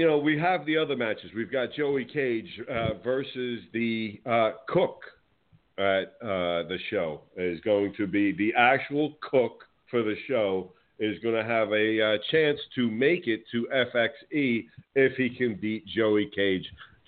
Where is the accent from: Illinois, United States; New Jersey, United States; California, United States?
New Jersey, United States